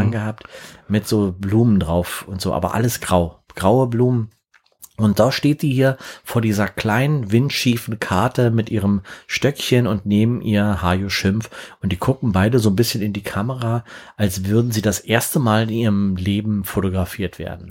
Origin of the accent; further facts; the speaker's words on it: Berlin, Germany; ich komm aus Berlin